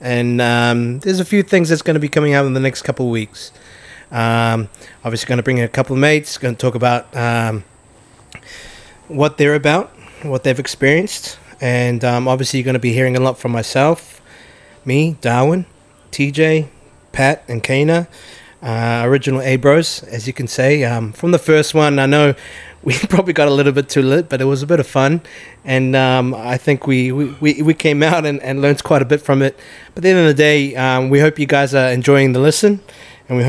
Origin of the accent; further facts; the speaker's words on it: New Zealand; now in Australia; growing up in New Zealand